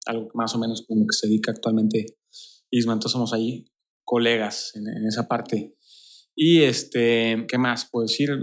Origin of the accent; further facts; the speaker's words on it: Torreón, Coahuila, Mexico; moved away as an adult; now in Querétaro, Mexico; yo soy de Torreón, Coahuila